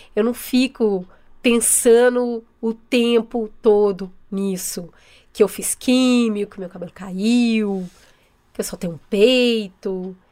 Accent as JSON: {"language": "Portuguese", "region": "São Paulo", "country": "Brazil", "tie": "born or raised there", "said": "eu sou nascida e criada aqui mesmo em São Paulo, na, na capital"}